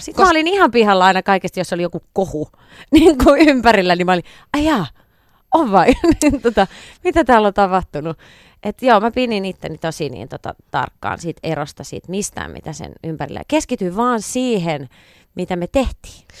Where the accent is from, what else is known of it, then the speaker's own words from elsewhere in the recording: Viiala, Pirkanmaa, Finland; moved away as an adult; now in Helsinki, Finland; lapsuuden ystävät, jotka, joita mullakin on niin tota, vielä oikein kourallinen viialasta